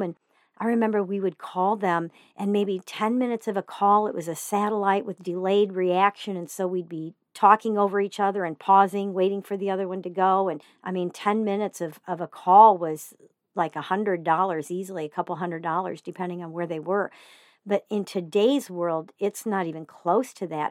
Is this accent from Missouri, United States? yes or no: yes; Joplin, Missouri, United States; moved away; I spent a few years growing up in Joplin, Missouri